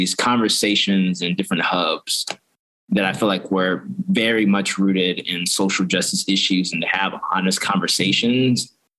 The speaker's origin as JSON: {"language": "English", "region": "Florida", "country": "United States", "lives_now": "Baltimore, United States", "said": "So I came in 2011 from Florida, West Beach, Florida. For school. Yeah. And I've been in Baltimore ever since."}